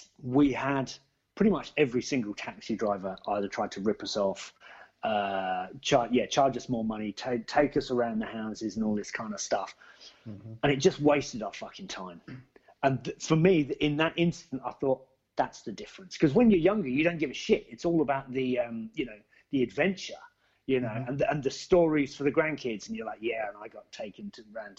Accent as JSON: {"language": "English", "town": "Basingstoke", "region": "South East England", "country": "United Kingdom", "tie": "born or raised there", "said": "my hometown of Basingstoke"}